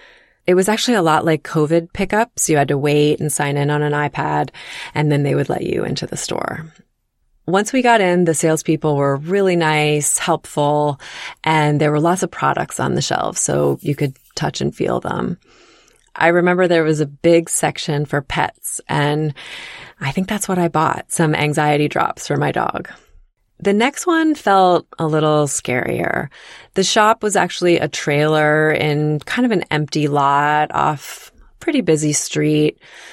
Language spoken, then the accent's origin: English; East Coast, United States; also born or lived in Virginia / Connecticut / Maryland / New York; I grew up on the East Coast and moved around a bit. I've lived in Virginia, Connecticut, Maryland, and New York.